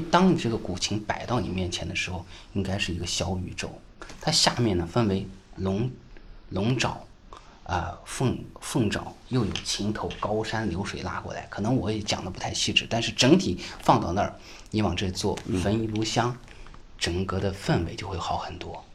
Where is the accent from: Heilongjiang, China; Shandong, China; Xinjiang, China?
Xinjiang, China; now in Shanghai, China; 我们作为新疆人来到上海